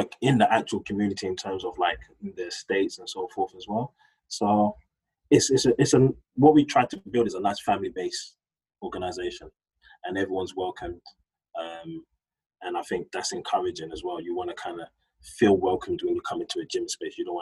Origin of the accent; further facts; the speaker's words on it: London, United Kingdom; I grew up in Hackney, and my business partners, we grew up in Hackney, we went to school in Hackney.